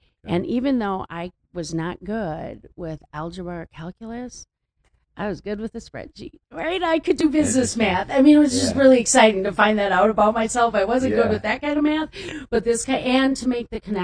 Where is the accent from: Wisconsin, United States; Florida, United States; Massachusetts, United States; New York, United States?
Wisconsin, United States; Wild Rose; also born or lived in Milwaukee, Wisconsin; I grew up in Wild Rose